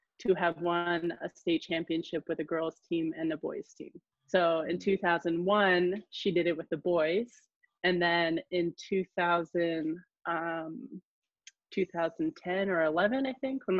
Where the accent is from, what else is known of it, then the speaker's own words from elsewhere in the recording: Kodiak, Alaska, United States; growing up in Kodiak is like a lot of places in Alaska